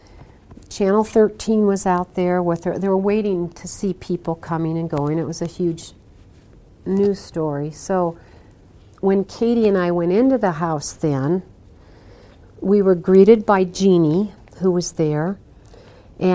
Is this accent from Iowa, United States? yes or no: yes; Iowa, United States; I'm from Iowa